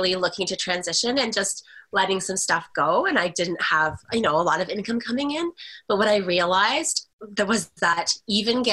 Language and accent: English; Canada; I'm Canadian too